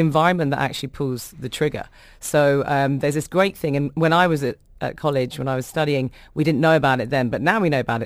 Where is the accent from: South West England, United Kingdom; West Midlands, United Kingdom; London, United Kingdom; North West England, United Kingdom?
London, United Kingdom; born or raised there